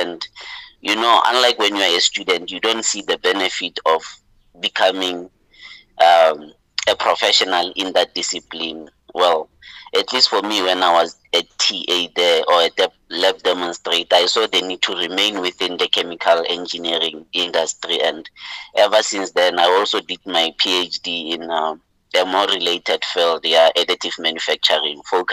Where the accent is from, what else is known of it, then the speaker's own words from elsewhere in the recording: Mahikeng, North West, South Africa; moved away as an adult; now in Gauteng, South Africa; I'm from Lotlhakane in Mafikeng, you know, the greater Botswana, the only place we call home as Botswana, you know. So I was born there, raised there, lived there, you know, until I went to study at Wits